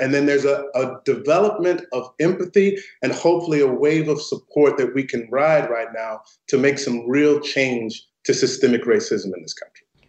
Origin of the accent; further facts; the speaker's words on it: St. Louis, Missouri, United States; the neighborhood that I grew up in in St. Louis, Missouri